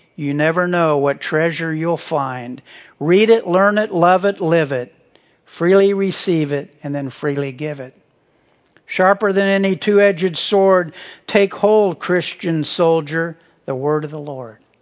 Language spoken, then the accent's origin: English; Midwest, United States; growing up in the Midwest